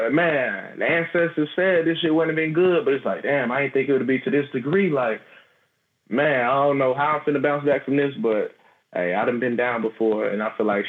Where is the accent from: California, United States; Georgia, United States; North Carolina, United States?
Georgia, United States; Atlanta; one of my friends I grew up with here in Georgia